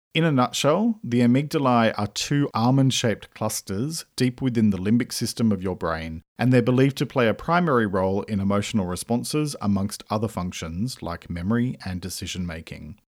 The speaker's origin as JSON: {"language": "English", "country": "Australia", "said": "I'm an Australian writer"}